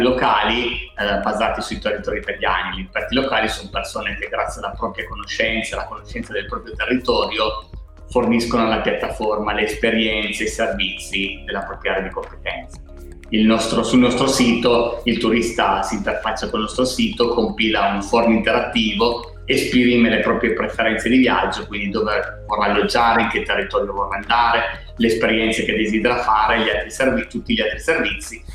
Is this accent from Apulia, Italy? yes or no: no; Alba, Piedmont, Italy; siamo cinque soci, siamo di Alba